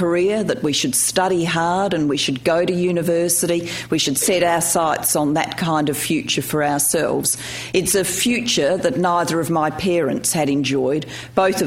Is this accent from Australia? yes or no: yes; Australia; also born or lived in Wales; I was born in Wales and was a migrant to Australia in 1966. I was 4 years old